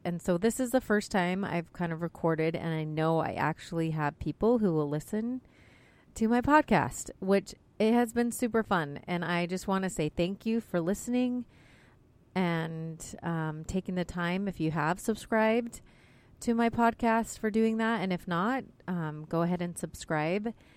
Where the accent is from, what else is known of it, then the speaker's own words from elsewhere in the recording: Salt Lake City, Utah, United States; now in Cleveland, United States; I grew up in Salt Lake